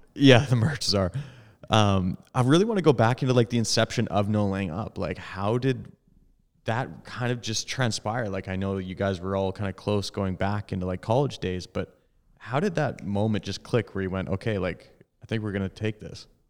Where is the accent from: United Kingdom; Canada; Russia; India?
Canada; Edmonton, Alberta; Tom and I grew up in Edmonton